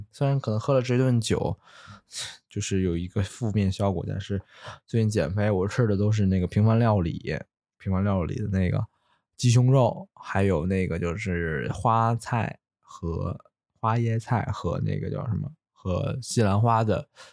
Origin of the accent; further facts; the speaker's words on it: Luoyang, Henan, China; moved away; 我的家乡河南洛阳